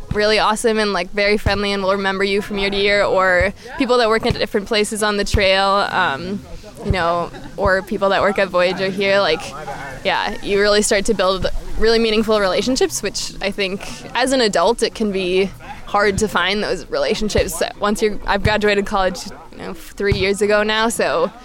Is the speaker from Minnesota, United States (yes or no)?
yes; St. Paul, Minnesota, United States; now in Minneapolis, United States; I am originally from St. Paul, Minnesota